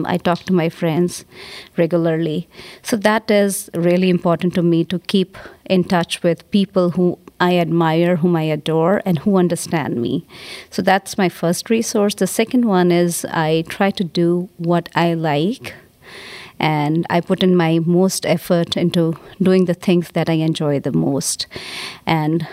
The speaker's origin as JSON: {"language": "English", "country": "India", "moved": "yes", "said": "I'm from India"}